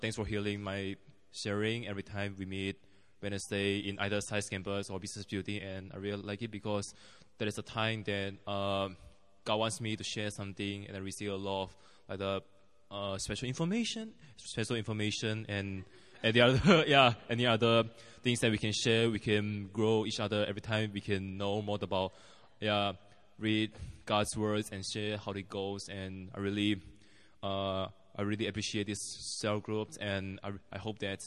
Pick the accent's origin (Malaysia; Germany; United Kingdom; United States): Malaysia; moved away as an adult; now in South Korea; I'm from Malaysia